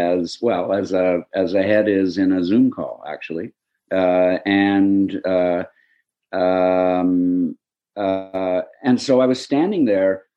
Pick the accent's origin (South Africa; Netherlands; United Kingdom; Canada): Canada; Hamilton, Ontario; my corner of Hamilton, where I grew up